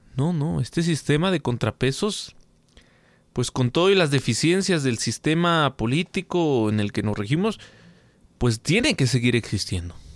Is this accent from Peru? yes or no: no; Mexico; como mexicanos